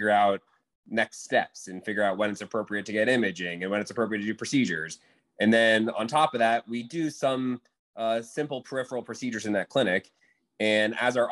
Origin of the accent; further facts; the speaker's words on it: Florida, United States; now in New Orleans, United States; I am not from New Orleans. I'm from Florida, so I'm used to the swamp